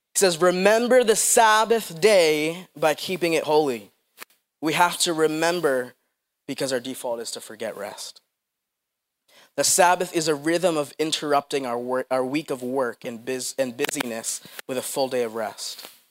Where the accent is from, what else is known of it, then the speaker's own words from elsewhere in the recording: Philippines; moved away; I'm from the Philippines